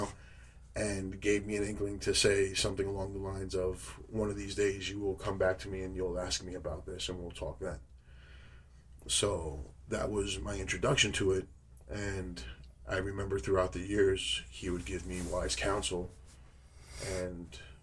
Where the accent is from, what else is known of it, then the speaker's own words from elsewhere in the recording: New York City, New York, United States; growing up in New York City, you get caught up in some, you know, streetwise trouble